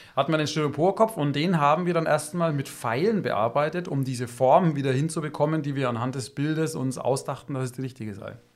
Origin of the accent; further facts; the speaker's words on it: Germany; bei uns in Deutschland